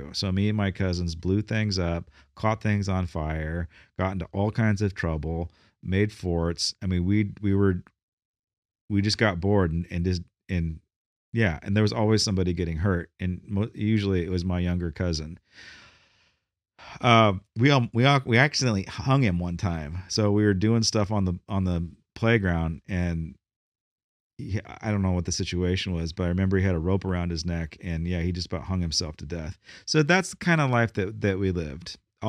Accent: Bakersfield, California, United States; born there; I can say this because I was born in Bakersfield.

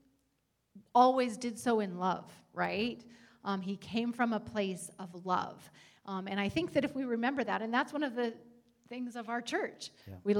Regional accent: United States; As Americans

